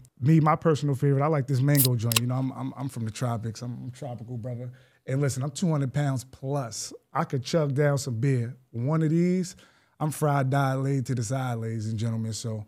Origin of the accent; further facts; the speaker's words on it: Greenburgh, New York, United States; some things about our town that just made it special growing up in Greenberg, New York.